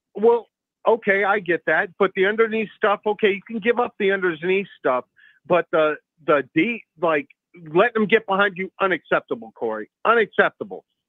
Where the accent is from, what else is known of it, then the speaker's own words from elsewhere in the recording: Cedar Falls, Iowa, United States; I'm from Iowa. I'm from Cedar Falls, Waterloo.